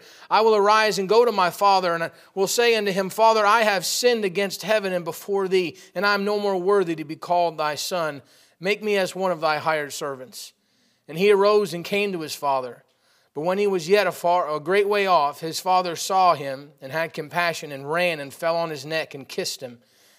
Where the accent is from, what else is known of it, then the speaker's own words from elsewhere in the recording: Watertown, New York, United States; born there; and I was born up in Watertown, New York. And, you know, my father and my mom, we were poor, very, very poor.